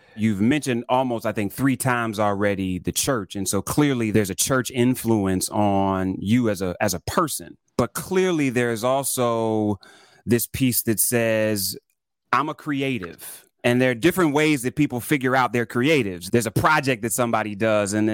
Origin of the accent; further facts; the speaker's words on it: Toledo, Ohio, United States; I grew up in Ohio, and so I was in Toledo, which is, you know, 30 minutes from Detroit